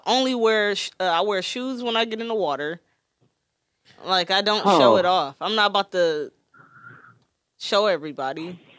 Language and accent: English; Detroit, Michigan, United States; Well, I'm from Detroit.